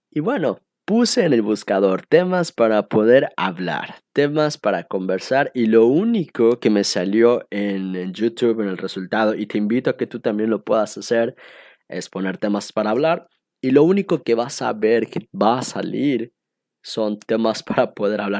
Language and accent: Spanish; Cancún, Quintana Roo, Mexico; also born or lived in Estado de México / Costa Rica; Yo nací en el Estado de México y cuando era más chiquito nos mudamos a la ciudad de Cancún, donde es actualmente resido aquí en este bello turístico lugar paradisiaco del Caribe mexicano.